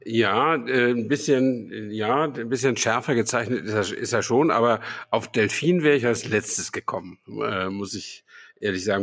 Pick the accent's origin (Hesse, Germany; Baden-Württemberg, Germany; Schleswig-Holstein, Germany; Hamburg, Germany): Schleswig-Holstein, Germany; Flensburg; moved away; ich war ja in Flensburg, in meiner Heimat.